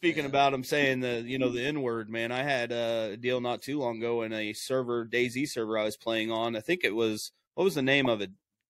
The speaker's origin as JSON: {"language": "English", "region": "Midwest", "country": "United States", "said": "I'm from the Midwest here in United States, directly in the middle, so that's kind of hillbilly country"}